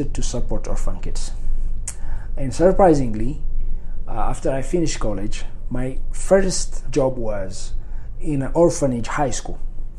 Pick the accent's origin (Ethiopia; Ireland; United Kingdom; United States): Ethiopia; Debre Zeyit, Oromia; also born or lived in Addis Ababa, Ethiopia; I was born in 1980 in Derbezate, like 25 miles from the capital city of Ethiopia